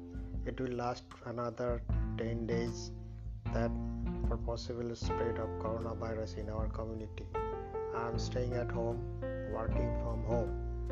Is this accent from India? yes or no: yes; India; from India.